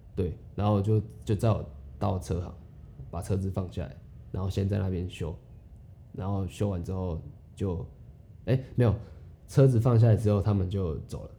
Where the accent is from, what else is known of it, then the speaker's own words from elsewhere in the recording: Taiwan; 珍惜身为台湾人